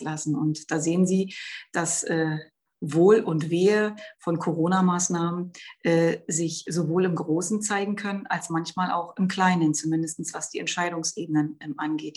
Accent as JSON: {"language": "German", "region": "Brandenburg", "country": "Germany", "said": "bei uns in Brandenburg"}